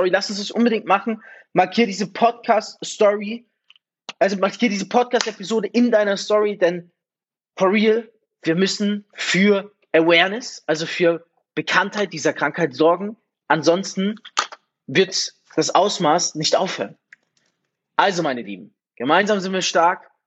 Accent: Germany; moved away; wenn ich an meine Heimat denke, eigentlich meine Heimat, an Deutschland denke und mir denke, ich habe schon gar keine Lust zurückzugehen

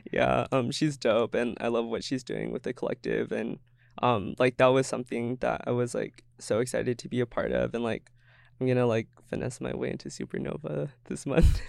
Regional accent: Everett, Washington, United States; moved away as an adult; now in Seattle, United States; growing up in Everett, like, being colored

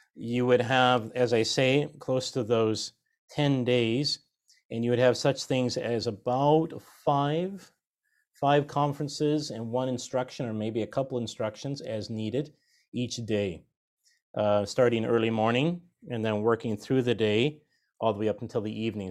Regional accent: United States; also born or lived in Washington / Idaho; I grew up in Washington State and Idaho

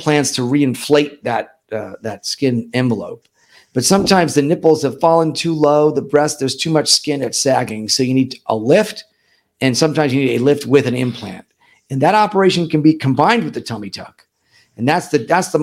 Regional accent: New York, United States; moved away as an adult; also born or lived in St. Louis, Missouri; now in Miami, United States; I'm originally from New York, but I've been here in Miami since 1996

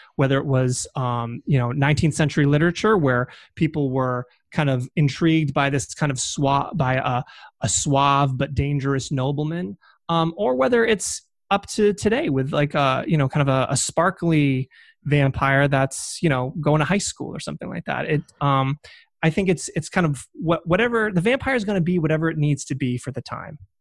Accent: Massachusetts, United States; I am from Massachusetts

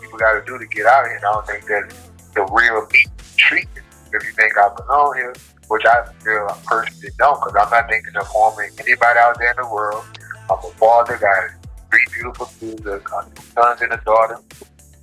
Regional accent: New Orleans, Louisiana, United States; moved away as an adult; also born or lived in Minnesota; now in Moose Lake, United States; I'm from New Orleans

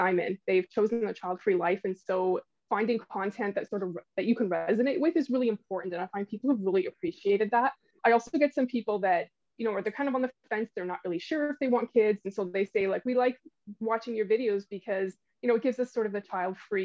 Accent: Canada; also born or lived in Switzerland; we kind of made the move back and forth a couple of times between Europe and Canada, but eventually stayed here in Canada

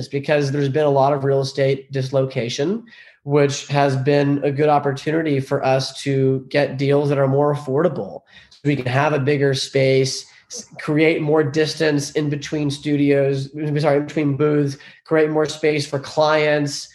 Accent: Long Island, New York, United States; I was raised in Long Island, New York. My parents moved here from Iran. I was the first generation born in the States

